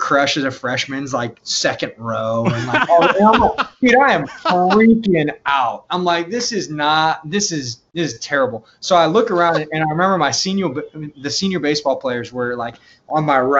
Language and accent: English; Yorba Linda, California, United States; I grew up in Southern California, Orange County, specifically a small town called Yorba Linda.